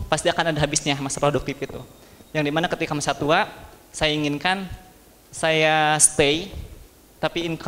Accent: Garut, West Java, Indonesia; now in Bandung, Indonesia; asli saya dari Garut, namun saya bekerja sebagai konselor psikologi

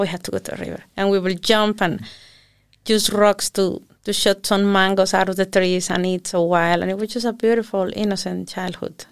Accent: southern Mexico, Mexico; now in Iceland; I was born in Mexico City, big city, and when I was six years old, uh, we moved back to the south of the country where my parents are from

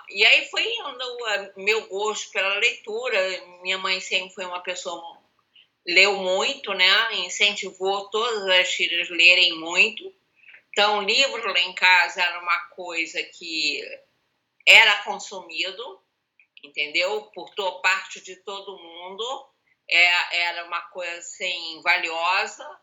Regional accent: Rio de Janeiro, Brazil; Eu sou carioca.

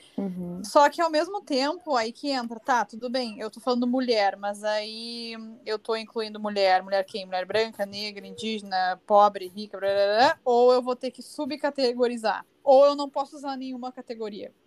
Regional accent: Brazil; eu posso me reconhecer como uma brasileira

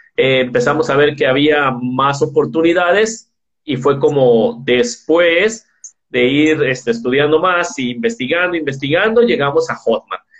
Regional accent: Guadalajara, Jalisco, Mexico; Yo soy de Guadalajara, Jalisco, México

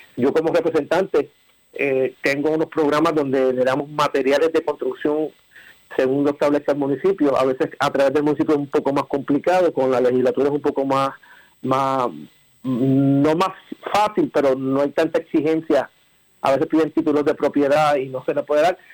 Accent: Puerto Rico; somos puertorriqueños, somos ciudadanos americanos

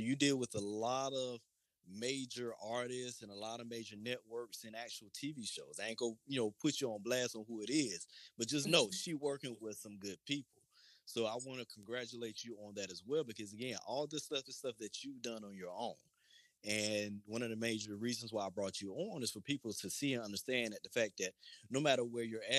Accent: Lakeland, Florida, United States; growing up in Lakeland

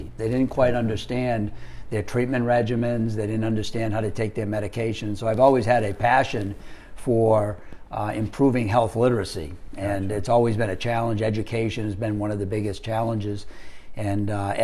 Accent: Maine, United States; moved away as an adult; also born or lived in Rhode Island / Philadelphia / South Carolina / Virginia; I grew up in Maine, went to the University of Rhode Island

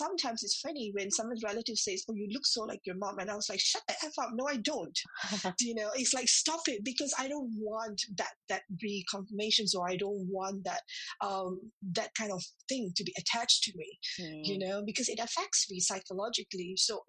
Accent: Singapore; moved away as an adult; now in United Kingdom; I remember when I came to the UK, I was from Singapore. So when I came from Singapore to the UK, that was about 9 years back.

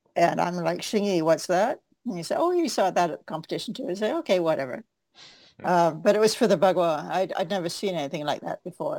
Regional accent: Victoria, Vancouver, British Columbia, Canada; I came from Van- Victoria, Vancouver

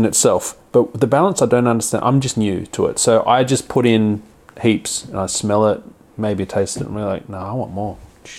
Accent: China; I'm a Chinese man.

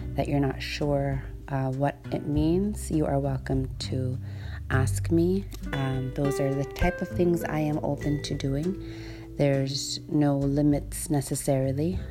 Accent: Iqaluit, Nunavut, Canada; first language Inuktitut; English is a second language; I was born and raised here in Iqaluit

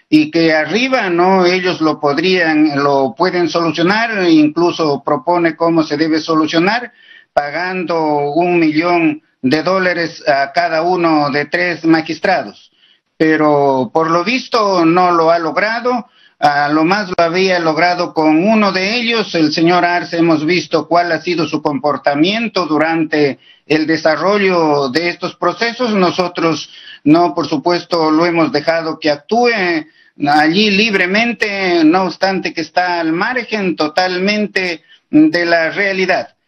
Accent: Peru

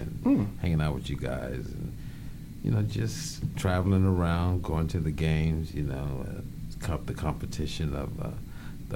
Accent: Gary, Indiana, United States; moved away; also born or lived in Encino; I'm from Gary

